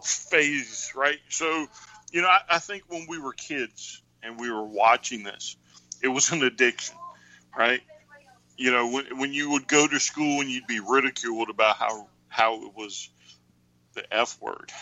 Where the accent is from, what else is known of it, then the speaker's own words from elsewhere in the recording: Highland Springs, Virginia, United States; I grew up in Highland Springs, which is a suburb of Richmond